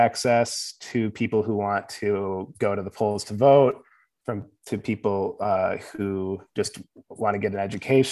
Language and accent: English; Livonia, Michigan, United States; also born or lived in Hamtramck, Michigan; I grew up in Livonia.